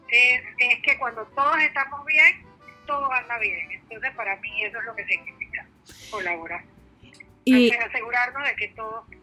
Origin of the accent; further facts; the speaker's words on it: Chiriquí, Panama; Yo soy de Chiriquí